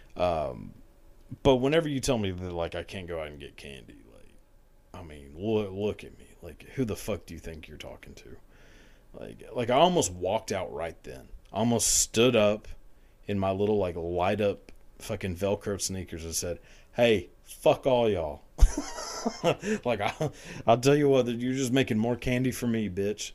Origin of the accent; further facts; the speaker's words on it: outside of Dallas, Texas, United States; I grew up outside of Dallas